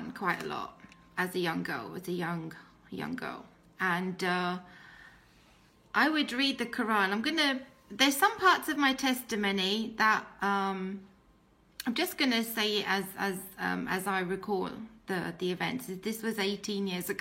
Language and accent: English; United Kingdom; accent: British; first language English; I was born in Islam and in a Pakistani family in Britain.